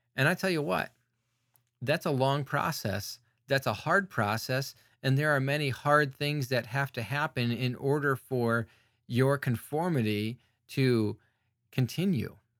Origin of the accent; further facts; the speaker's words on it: United States; I'm an American